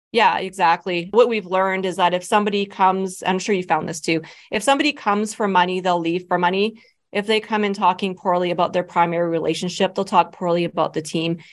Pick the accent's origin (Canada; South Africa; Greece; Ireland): Canada; Medicine Hat, Alberta; also born or lived in Lethbridge, Alberta; I'm originally from Medicine Hat. That's where my family is.